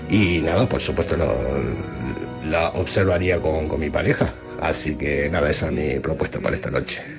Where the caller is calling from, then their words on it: Talavera de la Reina, Castilla-La Mancha, Spain; aquí de Talavera